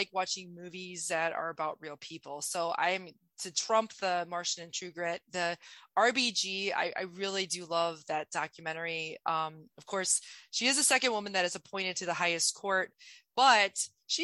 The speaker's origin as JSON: {"language": "English", "town": "Ottawa", "region": "Illinois", "country": "United States", "tie": "born or raised there", "said": "I actually grew up in rural Illinois. It's called Ottawa, Illinois"}